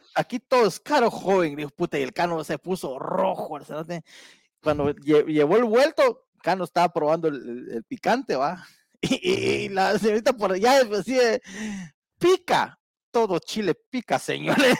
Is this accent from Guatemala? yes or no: yes; Guatemala